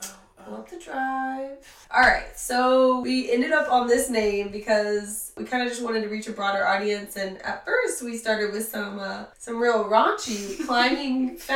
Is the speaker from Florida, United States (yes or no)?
yes; Lakeland, Florida, United States; now in Atlanta, United States; So I'm from Lakeland, Florida. I moved to the Atlanta area in 2011, and I've been here since.